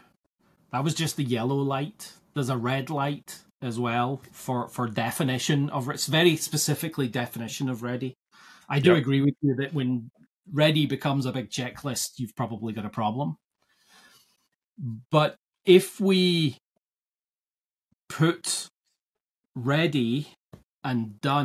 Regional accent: Scotland, United Kingdom; also born or lived in United States; I grew up in Scotland and live in Scotland

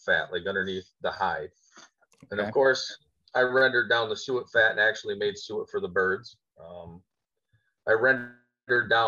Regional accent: Little Valley, New York, United States; I'm from Little Valley, New York, out in the country. I live in my Amish cabin

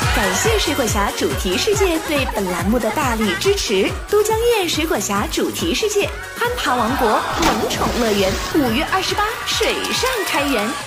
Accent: Chengdu, Sichuan, China; 这就说武功武术对于我们成都人来说还是有一番骄傲 有一份 的。

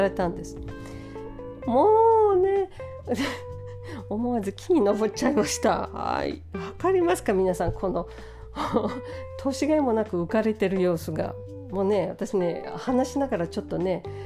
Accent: São Paulo, Brazil; moved away; 私の地元サンパウロ

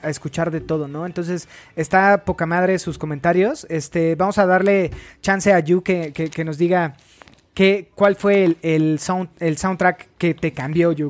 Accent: Mexico; para nosotros en México

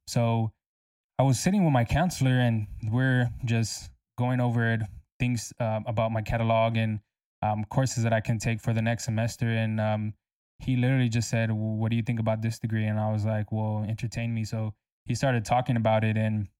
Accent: San Antonio, Texas, United States; also born or lived in Corpus Christi; I'm from San Antonio, Texas. I was actually born in Corpus Christi, Texas, but I moved here when I was 6. So I don't really call Corpus Christi my home, because San Antonio raised me for sure.

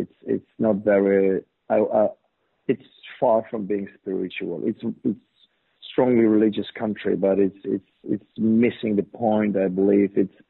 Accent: Poland; Well, I grew up in a very average family, two kids, I had an older brother. Born in '60s, I was born in '70s, late '70s, and we were raised in this communist regime.

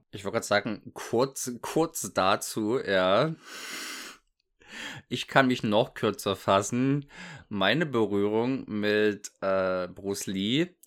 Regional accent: East Germany, Germany; Ich komme also aus dem Osten, äh, war zu dem Zeitpunkt noch DDR, dementsprechend war ein Bravo ist natürlich nicht leicht ranzukommen

